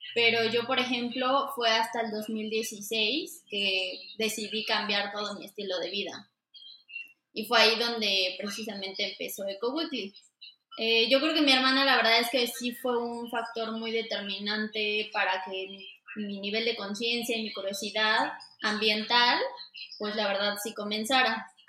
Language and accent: Spanish; Mexico City, Mexico; soy de aquí de, México, nací y crecí en la Ciudad de México, específicamente en Xochimilco.